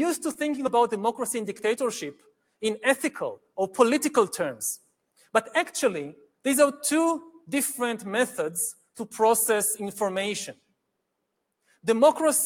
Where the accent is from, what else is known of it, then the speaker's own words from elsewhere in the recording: Israel; my home country of Israel